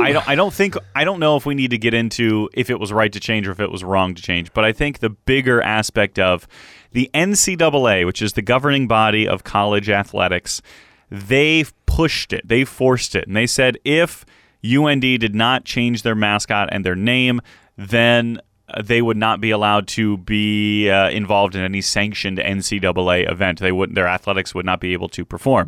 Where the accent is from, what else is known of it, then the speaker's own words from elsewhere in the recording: Cleveland, Ohio, United States; Growing up in Cleveland, I had several merchandise items with Chief